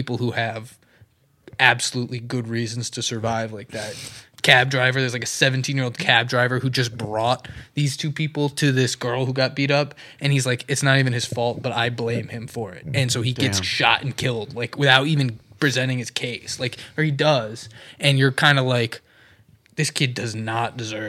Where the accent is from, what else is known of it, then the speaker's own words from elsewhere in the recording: Alabama, United States; We're from Alabama.